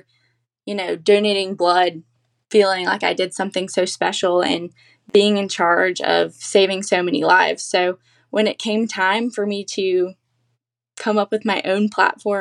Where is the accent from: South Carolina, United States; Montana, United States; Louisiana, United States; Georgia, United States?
South Carolina, United States; Columbia; I've gotten to represent my hometown